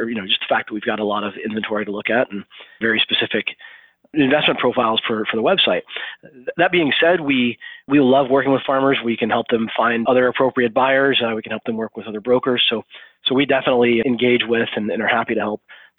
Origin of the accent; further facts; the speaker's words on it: Arkansas, United States; moved away as an adult; also born or lived in San Francisco; I was from Arkansas